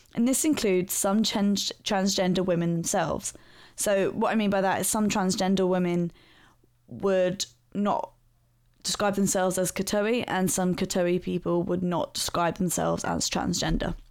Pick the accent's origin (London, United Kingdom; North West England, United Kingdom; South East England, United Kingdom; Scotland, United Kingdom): London, United Kingdom; my hometown, which is South London